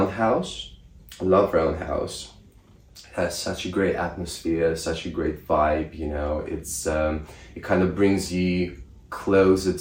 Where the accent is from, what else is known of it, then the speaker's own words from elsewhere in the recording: Russia; now in United Kingdom; I'm from Russia